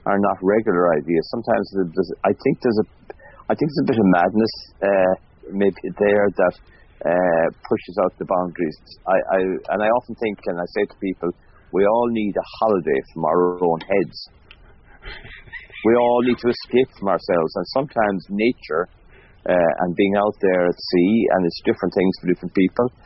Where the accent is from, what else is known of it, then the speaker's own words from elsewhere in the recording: Mayo, Connacht, Ireland; growing up in Mayo